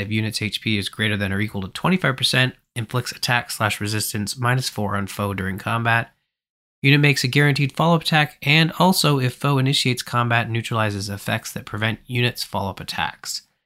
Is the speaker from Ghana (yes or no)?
no; Canada; I'm from Canada